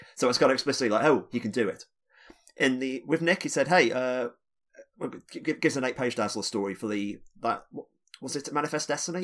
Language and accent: English; United Kingdom; being a British